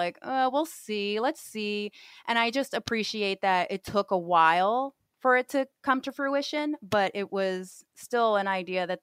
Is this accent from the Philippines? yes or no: no; Puerto Rico; now in New York, United States; I'm from New York. I lived in Puerto Rico as a kid. I came back to New York.